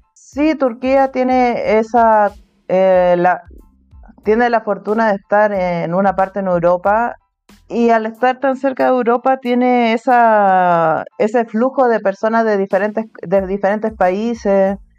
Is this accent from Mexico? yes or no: no; Chile; first language Spanish; moved away as an adult; now in Turkey; en mi ciudad soy la única chilena soy la única que habla español en mi ciudad, español nativo.